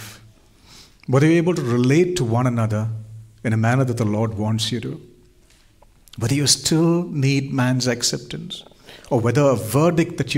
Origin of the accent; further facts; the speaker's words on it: India; I was born in India